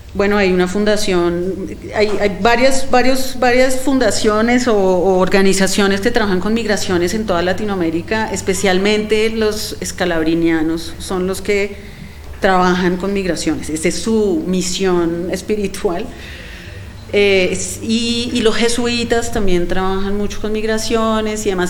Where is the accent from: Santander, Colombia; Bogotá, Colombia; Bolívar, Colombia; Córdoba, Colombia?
Bogotá, Colombia; nosotros como bogotanos